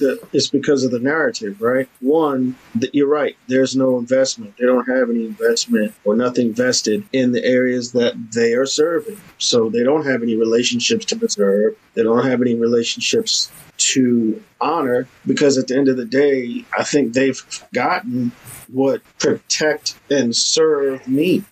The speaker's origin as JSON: {"language": "English", "town": "New York City", "region": "New York", "country": "United States", "said": "I'm from Harlem"}